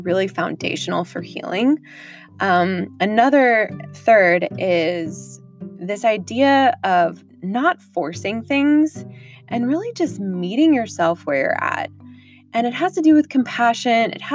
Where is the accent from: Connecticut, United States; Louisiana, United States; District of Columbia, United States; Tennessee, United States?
District of Columbia, United States; Washington; also born or lived in Texas / England; primarily grew up on the East Coast in the Washington, D.C. area